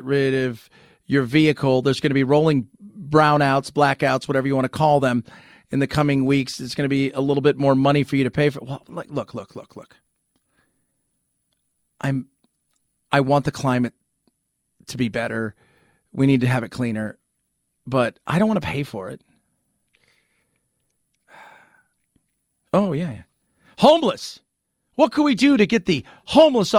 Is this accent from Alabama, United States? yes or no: no; California, United States; I was born and raised in California.